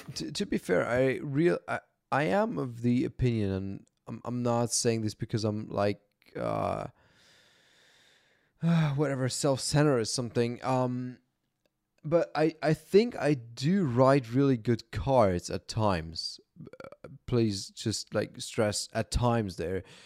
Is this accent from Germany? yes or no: yes; Germany; I was born and raised in Germany